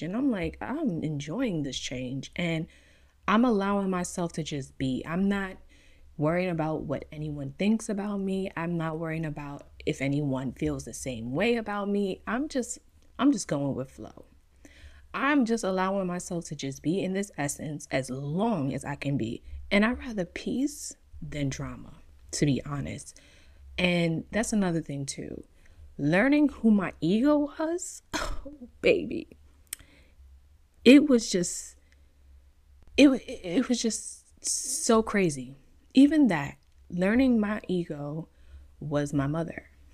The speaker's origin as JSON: {"language": "English", "region": "New York", "country": "United States", "tie": "born or raised there", "moved": "yes", "lives_now": "California, United States", "said": "being born and raised in New York"}